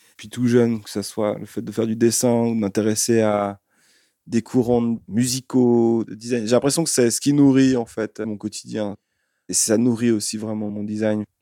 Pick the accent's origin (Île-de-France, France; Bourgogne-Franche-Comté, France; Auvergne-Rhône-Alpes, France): Auvergne-Rhône-Alpes, France; Lyon; moved away; also born or lived in Switzerland; Je ne suis pas suisse, je viens de Lyon